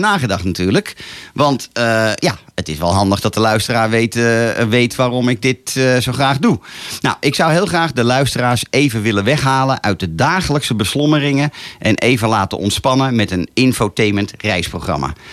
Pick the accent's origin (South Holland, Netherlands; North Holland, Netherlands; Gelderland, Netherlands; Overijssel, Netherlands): North Holland, Netherlands; Laren; Geboren en getogen in Laren